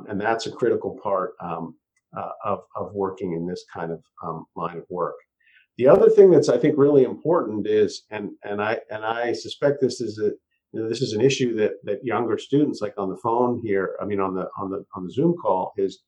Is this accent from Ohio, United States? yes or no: no; Massachusetts, United States; now in Santa Cruz, United States; I'm living in Santa Cruz now. I grew up in Massachusetts on the East Coast